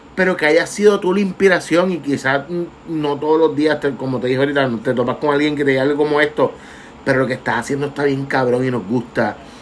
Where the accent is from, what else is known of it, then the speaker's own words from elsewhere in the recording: Vega Baja, Puerto Rico; Yo soy de Vega Baja, natural de la playa